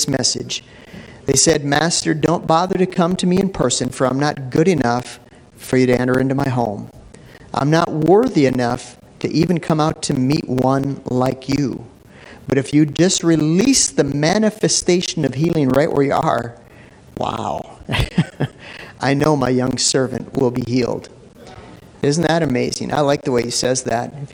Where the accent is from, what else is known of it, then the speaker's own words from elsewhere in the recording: Minneapolis, Minnesota, United States; I grew up in North Minneapolis, you know, and it was a relatively rough neighborhood